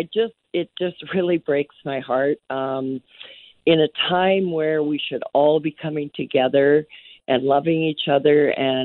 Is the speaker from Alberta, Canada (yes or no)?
yes; St. Albert, Alberta, Canada; I grew up in St. Albert, which used to be kind of a small town.